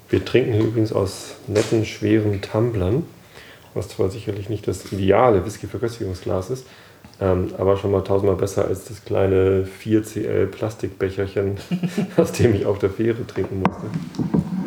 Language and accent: German; Hamburg, Germany; Wir als Hamburger